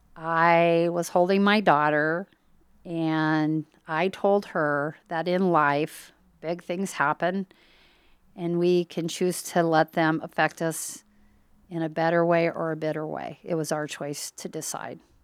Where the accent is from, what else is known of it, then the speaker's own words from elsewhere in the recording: Harlan, Iowa, United States; I was raised in Harlan, Iowa